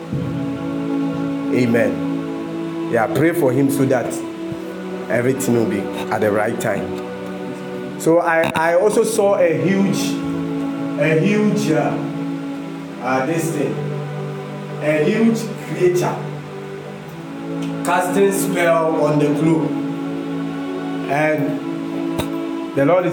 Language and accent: English; Ghana; I'm a Ghanaian